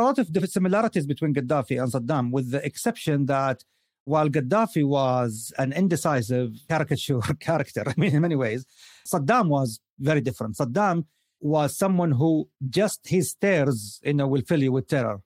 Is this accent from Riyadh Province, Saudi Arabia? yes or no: no; Khobar, Eastern Province, Saudi Arabia; As young boys growing up in the Eastern Province